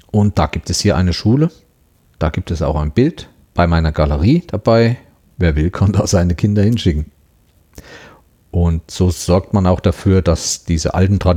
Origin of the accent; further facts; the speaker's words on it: Thuringia, Germany; Was mir auch aufgefallen ist, bei uns in Thüringen oder auch in anderen Gegenden zu Weihnachten stehen auch Schwibbögen in den Fenstern.